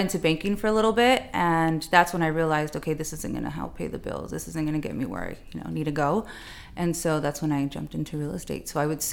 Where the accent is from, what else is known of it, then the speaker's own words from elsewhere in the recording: Chula Vista, California, United States; I love Chula Vista. It was great. It was great. Grew up there